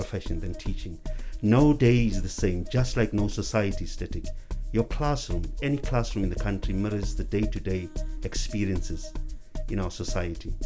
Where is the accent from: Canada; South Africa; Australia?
South Africa; Johannesburg, Gauteng; also born or lived in Rabie Ridge; I was brought up, born and bred in Alexander Township